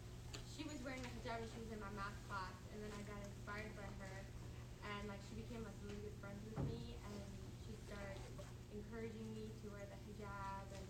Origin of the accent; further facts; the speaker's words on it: East Coast, United States; I'm from the East Coast.